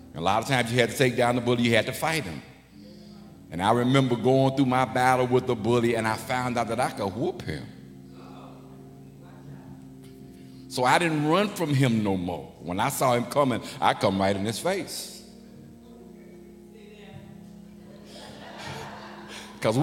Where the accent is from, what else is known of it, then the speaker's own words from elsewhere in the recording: Chicago, Illinois, United States; also born or lived in Memphis, Tennessee; I was born in Memphis. So when we moved to Chicago, I think I was maybe 4 or 5. But I grew up on the west side